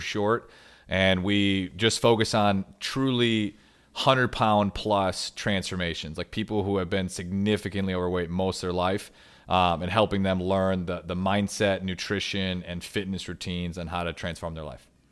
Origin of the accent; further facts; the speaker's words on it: Michigan, United States; also born or lived in Grand Rapids, Michigan; I'm from Michigan. I live in Grand Rapids, Michigan